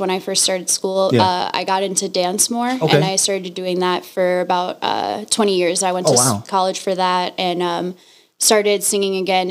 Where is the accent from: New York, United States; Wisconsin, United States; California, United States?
New York, United States; New York City; also born or lived in Brooklyn; now in Las Vegas, United States; I'm actually from New York originally